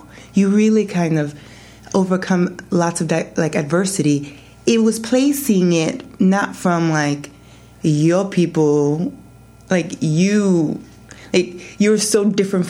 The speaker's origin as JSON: {"language": "English", "town": "New York City", "region": "New York", "country": "United States", "tie": "born or raised there", "also_born_or_lived": "New Zealand / Japan", "moved": "as an adult", "said": "I'm from the Bronx"}